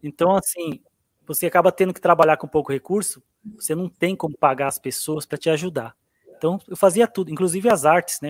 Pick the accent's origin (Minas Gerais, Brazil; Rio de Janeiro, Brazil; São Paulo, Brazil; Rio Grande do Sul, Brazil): Minas Gerais, Brazil; Abaeté; a Baeté, Minas Gerais